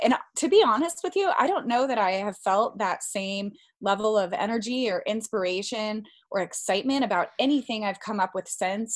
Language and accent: English; Colorado, United States; moved away as an adult; also born or lived in Washington, D.C.; I'm originally from Colorado, but I spent nearly 10 years living in the Washington, D.C. area